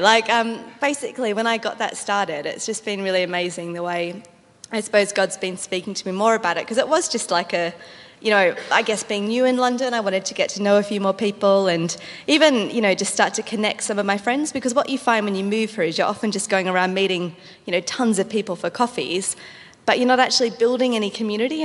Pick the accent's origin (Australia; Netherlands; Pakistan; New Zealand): Australia; moved away; I'm Australian